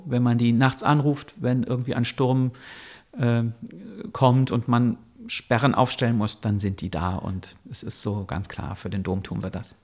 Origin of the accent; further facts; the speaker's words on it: Bonn, North Rhine-Westphalia, Germany; also born or lived in Cologne; Ich bin in Bonn geboren und auch in der Nähe aufgewachsen